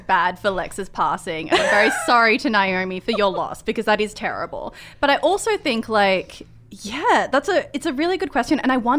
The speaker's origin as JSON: {"language": "English", "town": "Sydney", "region": "New South Wales", "country": "Australia", "said": "I come from Sydney."}